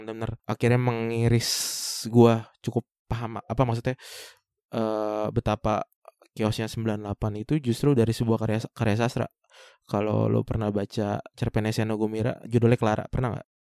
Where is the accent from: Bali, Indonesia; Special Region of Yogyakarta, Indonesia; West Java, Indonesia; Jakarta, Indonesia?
West Java, Indonesia; Bekasi; akhirnya kita decide untuk pulang ke Bekasi